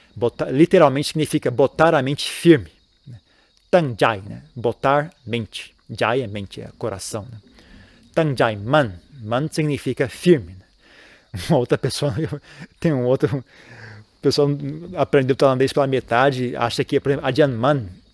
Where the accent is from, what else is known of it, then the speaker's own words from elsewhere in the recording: Brazil; moved away as an adult; eu saí do Brasil